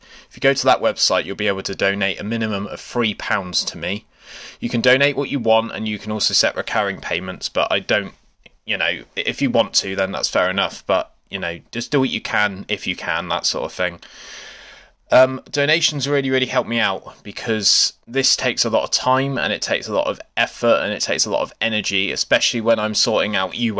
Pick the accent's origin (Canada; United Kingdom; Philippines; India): United Kingdom; we're British